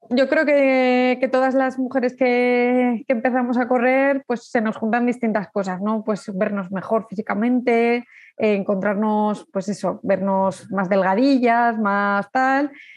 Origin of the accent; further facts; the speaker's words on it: Zaragoza, Aragon, Spain; soy de Zaragoza, tengo 37 años